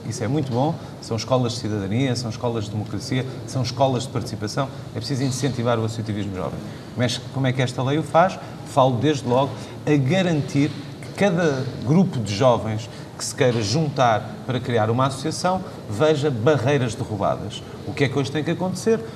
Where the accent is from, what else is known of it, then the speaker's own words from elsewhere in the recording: Viseu, Centro, Portugal; Sou de Viseu, não conto, sou do interior